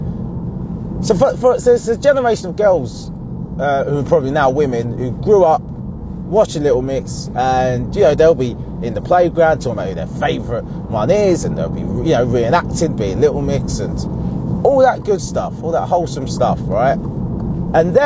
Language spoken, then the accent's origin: English; Essex, East of England, United Kingdom; I'm from Essex.